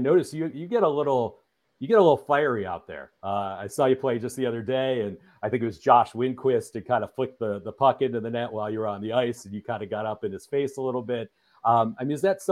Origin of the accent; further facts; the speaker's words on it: Michigan, United States; I'm from Michigan